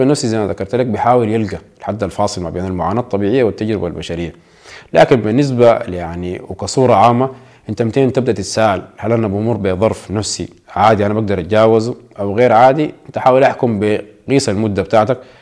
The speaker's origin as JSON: {"language": "Arabic", "country": "Sudan", "said": "ونحن كشعب سوداني"}